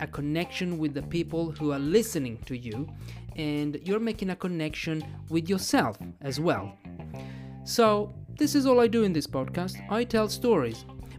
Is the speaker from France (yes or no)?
no; Italy; also born or lived in Australia; I'm an English teacher from Italy